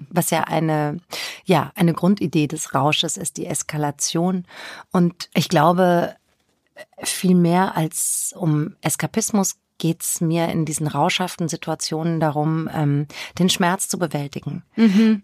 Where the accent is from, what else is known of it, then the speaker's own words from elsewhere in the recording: Bavaria, Germany; moved away as an adult; also born or lived in Würzburg; now in Hamburg, Germany; ich bin im Spessart aufgewachsen, habe in Würzburg studiert